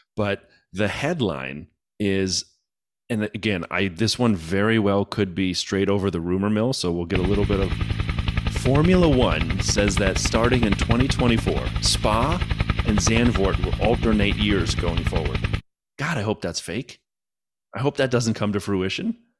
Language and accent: English; United States; I'm American